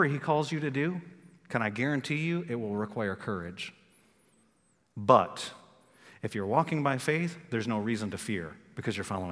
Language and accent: English; Michigan, United States; now in North Carolina, United States; I'm from Michigan